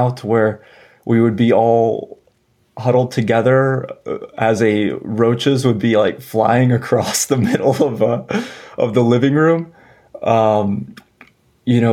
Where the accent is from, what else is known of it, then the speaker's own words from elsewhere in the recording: San Antonio, Texas, United States; also born or lived in Denver; now in Austin, United States; I grew up in San Antonio, Texas